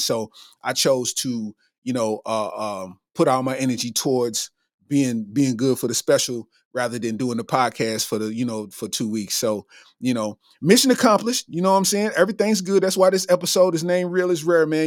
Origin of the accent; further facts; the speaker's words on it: Lexington, Kentucky, United States; in my hometown, literally fifteen minutes away from the neighborhood I grew up